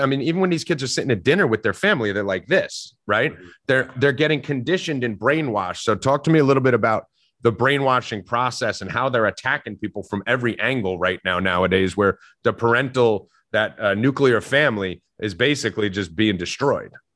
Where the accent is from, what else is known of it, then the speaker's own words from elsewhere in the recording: New Jersey, United States; I'm Italian from North Jersey